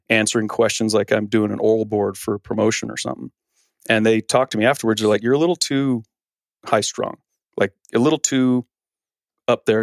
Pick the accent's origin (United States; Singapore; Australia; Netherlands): United States; Arizona; also born or lived in San Diego; I grew up here in Arizona